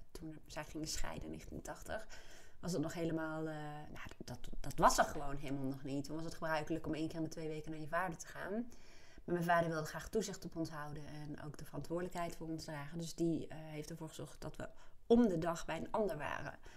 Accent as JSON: {"language": "Dutch", "town": "Apeldoorn", "region": "Gelderland", "country": "Netherlands", "tie": "born there", "said": "ik ben geboren in Apeldoorn en mijn ouders ehm, waren toen begin 20, jonge ouders dus."}